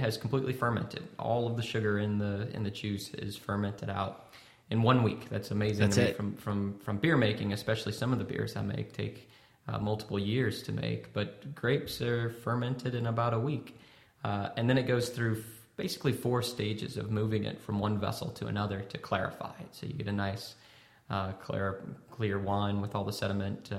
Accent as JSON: {"language": "English", "region": "Louisiana", "country": "United States", "said": "at the Kirkland Vineyard, we're from Louisiana"}